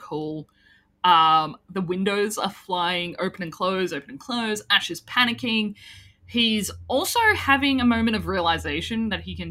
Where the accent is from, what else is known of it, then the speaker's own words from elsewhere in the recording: Australia; We're Australian. We'd say Lizzie